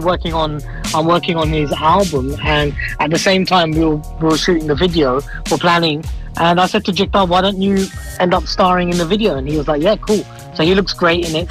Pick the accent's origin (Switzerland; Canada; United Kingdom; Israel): United Kingdom; Harrow, London; also born or lived in Croydon; i was born in Croydon, but I mm. lived in Harrow all my life.